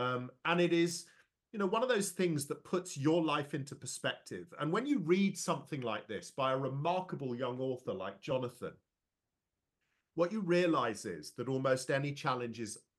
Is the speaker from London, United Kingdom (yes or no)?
yes; London, United Kingdom; I was born and raised in London, but there's absolutely no doubt about it, given I've lived here for over three decades in the middle of the UK.